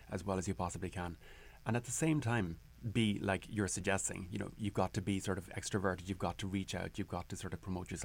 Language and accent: English; Carrigaline, Munster, Ireland; moved away as an adult; now in Whittier, United States; the church that I grew up in Carrigaline, in Cork, in Ireland